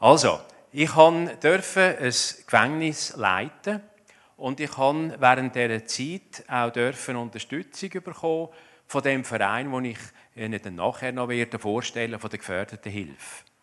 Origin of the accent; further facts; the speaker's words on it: Zurich, Switzerland; Ich komme aus dem Zürich Oberland, das gehört man wahrscheinlich auch.